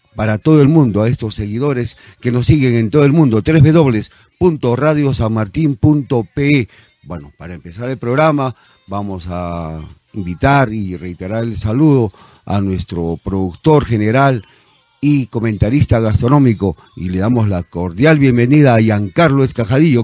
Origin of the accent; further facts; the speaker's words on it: Peru; nuestro querido Perú